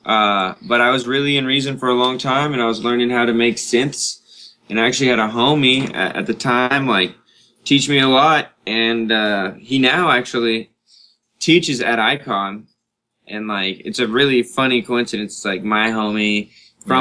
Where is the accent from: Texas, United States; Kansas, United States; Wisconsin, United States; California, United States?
California, United States; Carmel Valley; Monterey, California. Or actually, Carmel, California. Carmel Valley, to be way more specific